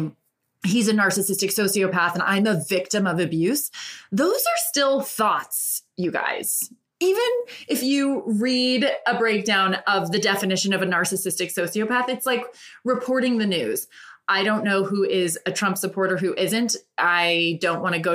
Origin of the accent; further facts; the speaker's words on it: Ireland; I am an Irish woman through and through